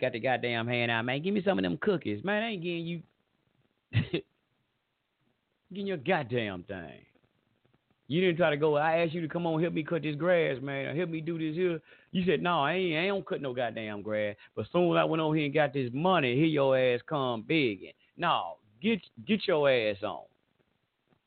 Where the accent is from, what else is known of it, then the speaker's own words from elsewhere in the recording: the South, United States; accent: southern drawl; I got this old southern drawl